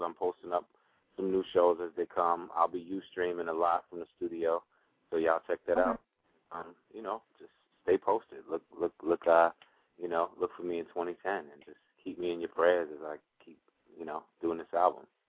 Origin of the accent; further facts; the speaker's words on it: New York, United States; I'm I'm from New York